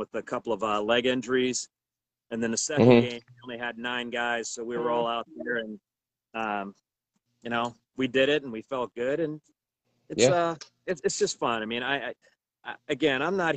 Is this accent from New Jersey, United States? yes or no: no; Cleveland, Ohio, United States; now in Kansas City, United States; I grew up in Cleveland, Ohio